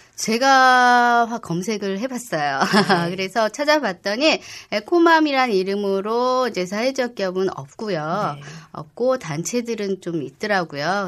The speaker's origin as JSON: {"language": "Korean", "region": "Seoul", "country": "South Korea", "tie": "born or raised there", "said": "제가 은평구에서 태어났어요. 음. 예, 그래서 40년 이상 은평구에서 태어났고 내 지역에서"}